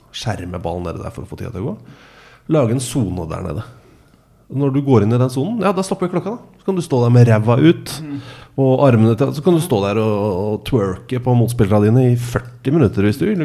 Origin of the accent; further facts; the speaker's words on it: Molde, Møre og Romsdal, Norway; Jeg er født i Molde